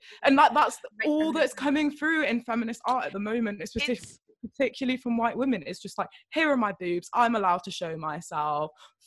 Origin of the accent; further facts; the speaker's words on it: United Kingdom; accent: English southern; first language Welsh; English is a second language; my first language is Welsh, but like I have the, like, my parents are English speaking, so I have a very like English southern accent